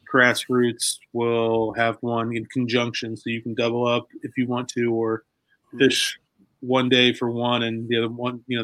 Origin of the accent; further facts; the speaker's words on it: Muncie, Indiana, United States; now in Indianapolis, United States; my hometown of Muncie.